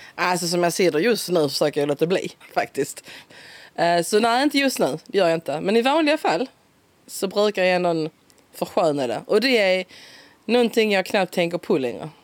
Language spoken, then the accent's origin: Swedish; Simrishamn, Skåne, Sweden; accent: Skånska (Simrishamn dialect); Min dialekt är en uh, red och bred simsamska. det är där jag är född och uppväxt. Simonslund. ligger precis utanför, två kilometer